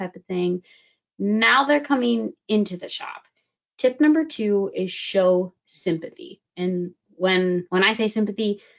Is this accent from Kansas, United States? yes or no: no; Wisconsin, United States; moved away; I'm from Wisconsin, and back home there was a shop that every single time, like my parents had an issue with their car